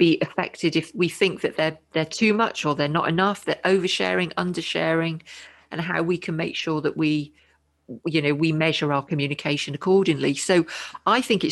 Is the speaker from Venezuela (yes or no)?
no; United Kingdom; I'm British.